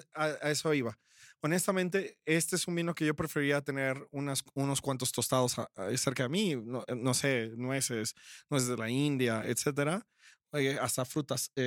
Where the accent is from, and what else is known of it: Mexico